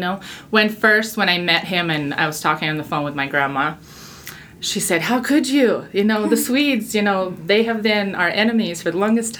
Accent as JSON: {"language": "English", "town": "Vladivostok", "region": "Primorsky Krai", "country": "Russia", "second_language": "English", "moved": "as an adult", "lives_now": "Utah, United States", "said": "I am from Vladivostok, which is right next to China and Korea. China is just 4 hours away on the bus from us. It's really, really close. Japan is right across the Japan Sea. So yeah, far east of Russia."}